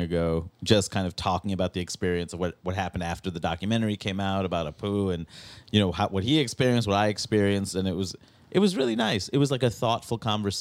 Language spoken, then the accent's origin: English; New York City, New York, United States; growing up in Queens, you know, where I see this community that's so diverse growing up in Jackson Heights